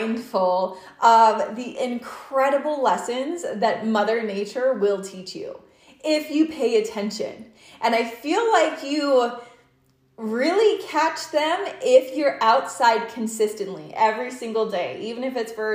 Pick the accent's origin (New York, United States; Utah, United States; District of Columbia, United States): Utah, United States; I'm from Utah